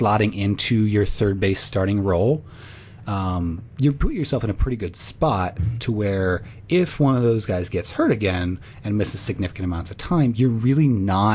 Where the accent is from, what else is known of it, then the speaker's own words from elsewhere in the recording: Illinois, United States; I'm also from Illinois